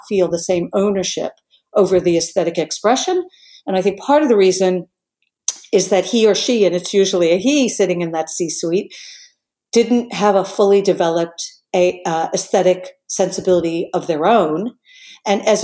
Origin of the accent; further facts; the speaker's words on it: New York, United States; I came from New York, but I came from a very multicultural European background